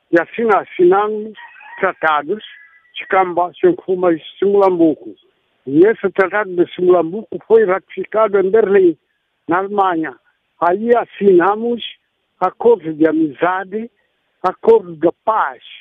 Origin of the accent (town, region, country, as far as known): Cabinda, Angola